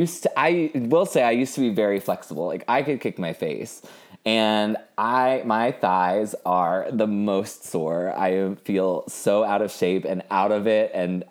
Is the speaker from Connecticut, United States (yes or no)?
no; San Francisco, California, United States; now in Los Angeles, United States; I'm from San Francisco originally. I'm very LA now.